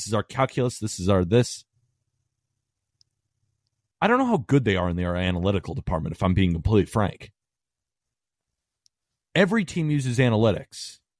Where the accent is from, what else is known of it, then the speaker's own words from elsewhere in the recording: California, United States; also born or lived in Staten Island, New York; Yeah, so I was born in Staten Island, New York. My dad, big Yankee fan, right? Moved to California when I was 2 years old.